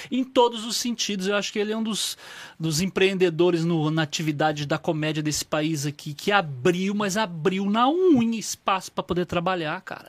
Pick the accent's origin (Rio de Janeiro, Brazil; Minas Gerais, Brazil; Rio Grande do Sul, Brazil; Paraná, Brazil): Paraná, Brazil; northern; eu sou do norte do Paraná